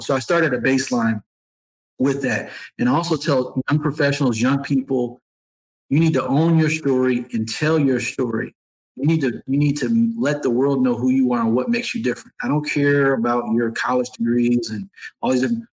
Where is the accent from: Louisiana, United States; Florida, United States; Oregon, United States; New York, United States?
New York, United States; Syracuse; now in Atlanta, United States; Growing up in Syracuse as a young person